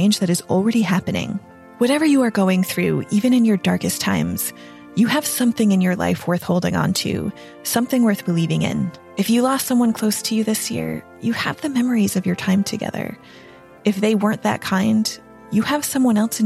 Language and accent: English; New England, United States; I grew up in New England